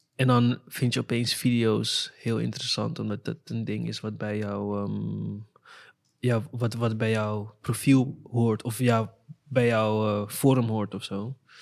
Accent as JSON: {"language": "Dutch", "town": "Amsterdam", "region": "North Holland", "country": "Netherlands", "also_born_or_lived": "Weesp", "said": "ik kwam uit Amsterdam Zuidoost"}